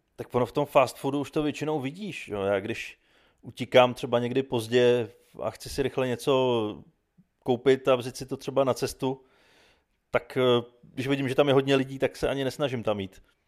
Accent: Czechia

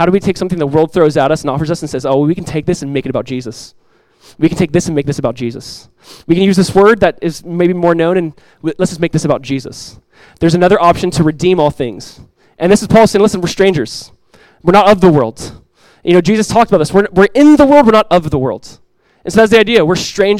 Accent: United States; United States, I'm an American citizen

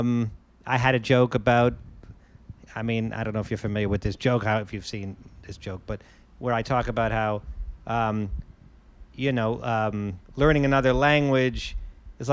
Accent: Stamford, Connecticut, United States; Stamford, Connecticut, my hometown

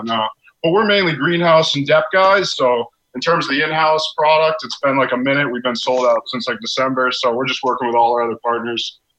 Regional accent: Rhode Island, United States; moved away; You know, I grew up in Rhode Island and then been up here for a while.

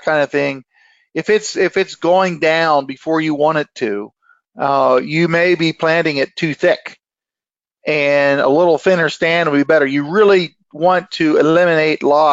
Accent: Lancaster County, Pennsylvania, United States; I'm from Lancaster County, Pennsylvania

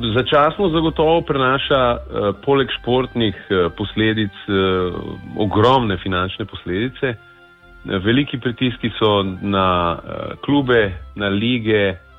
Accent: Slovenia

